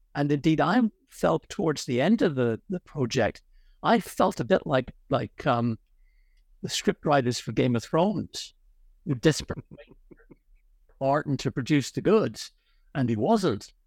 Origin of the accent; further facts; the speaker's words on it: Ireland; moved away; also born or lived in Connecticut, United States / Oxford, United Kingdom; I happen to have been born, um, in the United States, actually, in Connecticut. But, uh, I'm Irish. I was largely brought up in Ireland